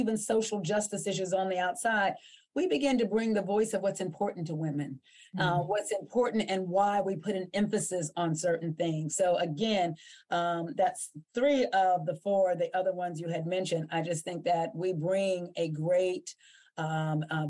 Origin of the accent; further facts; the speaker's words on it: Ohio Valley, United States; We grew up in Western Pennsylvania, Northern West Virginia, and Eastern Ohio. This is called the Ohio Valley or the tri-state area.